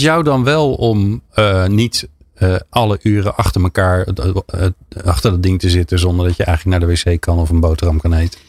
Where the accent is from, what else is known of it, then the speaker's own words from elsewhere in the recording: about 15 km from Delft, South Holland, Netherlands; ik ben, nou, ik denk een kilometer of 15 bij Delft vandaan geboren